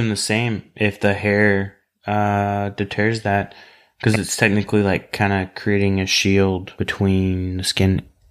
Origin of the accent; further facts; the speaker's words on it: Oklahoma, United States; Everybody that knows it's listened knows that I'm from Oklahoma